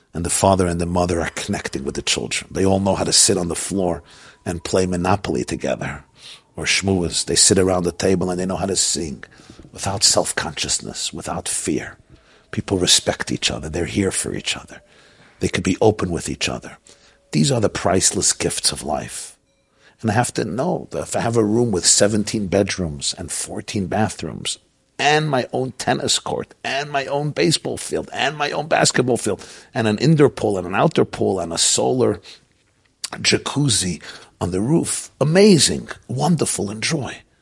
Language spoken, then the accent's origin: English; Brooklyn, New York, United States; I grew up in Brooklyn at the feet of the Lubavitcher Rebbe